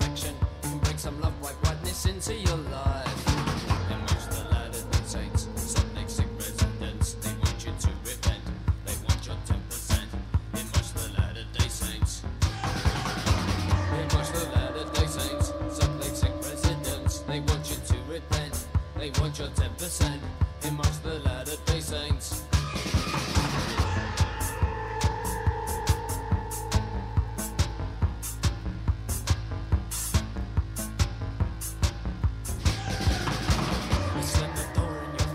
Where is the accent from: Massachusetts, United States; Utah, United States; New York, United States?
Utah, United States; Salt Lake City; I'm from Salt Lake City